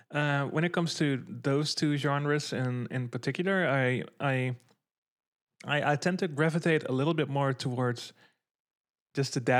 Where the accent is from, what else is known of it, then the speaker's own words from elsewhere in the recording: Netherlands; talking from the perspective of like the Dutch metal scene, obviously, because I'm from the Netherlands.